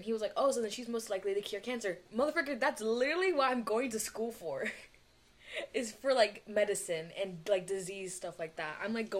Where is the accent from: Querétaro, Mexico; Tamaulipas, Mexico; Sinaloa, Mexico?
Querétaro, Mexico; And I'm like, girl, I'm from Mexico City, but not really. I'm from Querétaro.